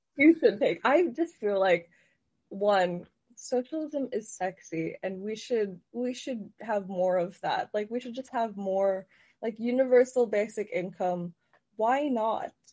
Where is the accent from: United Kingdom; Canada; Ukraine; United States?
Canada; Guelph, Ontario; I'm from Guelph